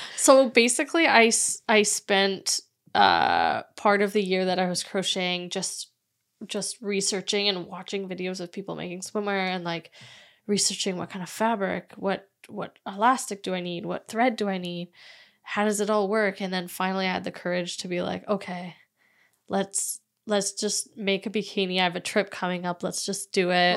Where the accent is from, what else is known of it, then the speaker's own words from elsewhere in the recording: Vancouver, British Columbia, Canada; I was born and raised in Vancouver